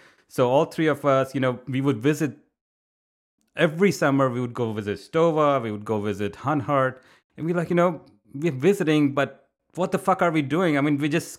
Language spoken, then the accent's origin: English; India; English is a second language; Since I was growing up in India, creative writing is part of your, you know, it's just part of your upbringing.